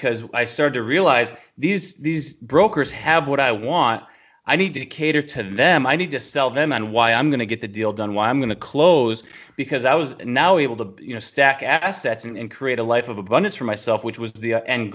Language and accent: English; New York, United States; moved away as an adult; now in Tennessee, United States; we're from New York, moving into Tennessee, which is in the South